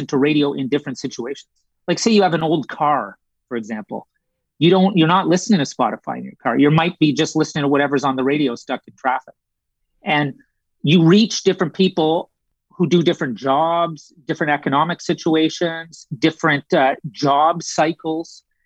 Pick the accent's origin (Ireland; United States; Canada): Canada; moved away; also born or lived in United Kingdom; I'm Canadian.